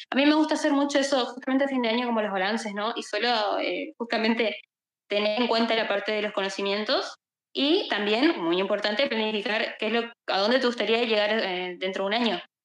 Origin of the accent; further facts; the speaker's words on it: Misiones, Argentina; soy de Argentina, eh, soy estudiante de bioquímica, farmacia, también trabajo como software developer, eh, también acá para una empresa de acá de mi país. Eh, soy del norte de mi país, tenemos una comunidad justamente eh, que se llama Misiones Haití, que es justamente el nombre de mi provincia